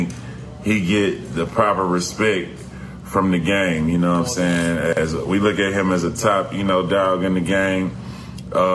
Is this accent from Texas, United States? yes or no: yes; Houston, Texas, United States; I'm coming from Houston, though, man, the bottom of the South in Texas